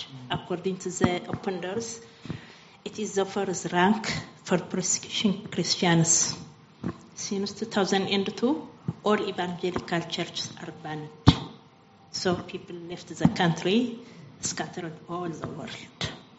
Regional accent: Eritrea; moved away; I came from Eritrea.

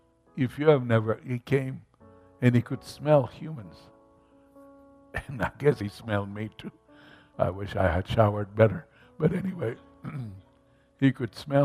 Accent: Mombasa, Mombasa County, Kenya; where I grew up in Mombasa, Kenya

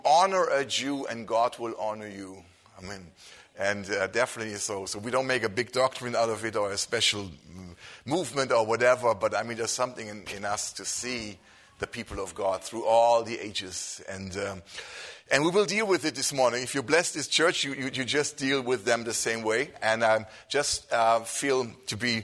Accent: Germany; I come from Germany

